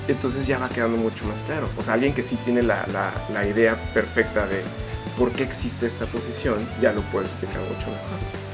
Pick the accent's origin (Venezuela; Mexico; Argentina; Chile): Mexico; Mexico City; now in Cancún, Mexico; Yo nací en la Ciudad de México, vine aquí a Cancún hace ya 22 años